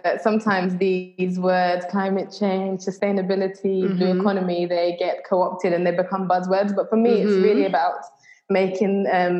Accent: Trinidad & Tobago; born there; I was born in Trinidad and I used to go back and forth a lot. And sometimes my parents would take me snorkeling on the reef.

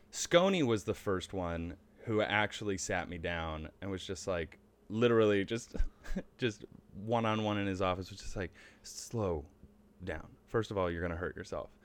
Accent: Charlotte, North Carolina, United States; moved away; also born or lived in Cleveland, Ohio / Buffalo, New York; We moved when I was very young. I actually grew up in North Carolina.

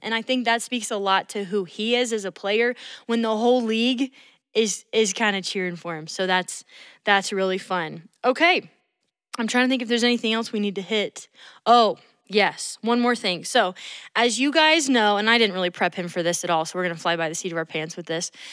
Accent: Atlanta, Georgia, United States; growing up in Atlanta

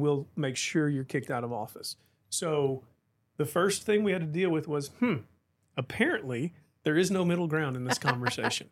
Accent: Tulsa, Oklahoma, United States; moved away as an adult; also born or lived in Edmond, Oklahoma; now in Midland, United States; My wife and I were raised in Oklahoma and Tulsa area

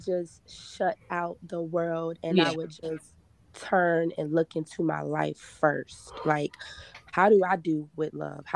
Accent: Richmond, Virginia, United States; I am from Richmond, Virginia

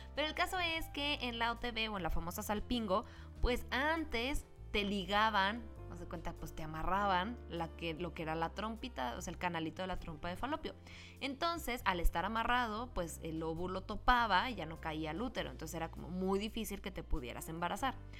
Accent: Mexico; como los mexicanos somos

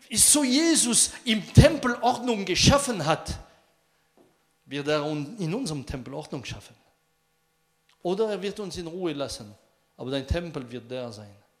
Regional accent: France; German is a second language; Bei uns in Frankreich

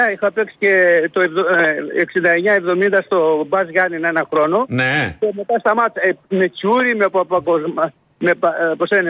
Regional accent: Arta, Epirus, Greece; also born or lived in Neos Kosmos, Athens; now in Athens, Greece; Είμαι ε, από την Άρτα.

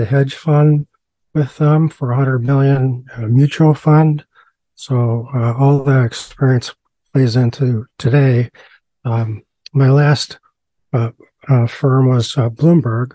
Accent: Iowa, United States; moved away as an adult; also born or lived in Minnesota; now in East Brunswick, New Jersey, United States; I was born in Iowa, and I entered into the service right after high school.

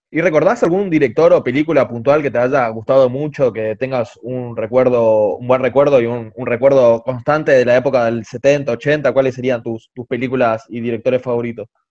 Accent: La Plata, Buenos Aires Province, Argentina; somos de la misma ciudad, si no me equivoco, vos sos de La Plata

